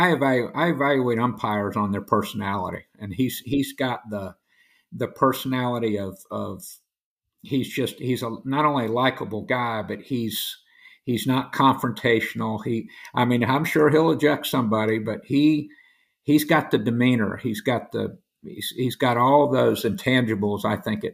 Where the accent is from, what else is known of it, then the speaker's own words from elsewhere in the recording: Orlando, Florida, United States; now in St. Augustine, United States; I grew up in Central Florida in Orlando